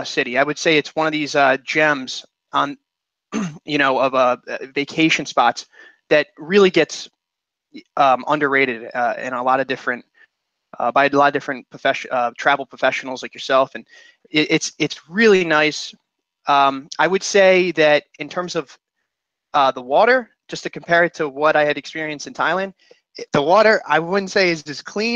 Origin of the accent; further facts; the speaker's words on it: Philadelphia, Pennsylvania, United States; also born or lived in Washington, D.C.; I'm from the Philadelphia area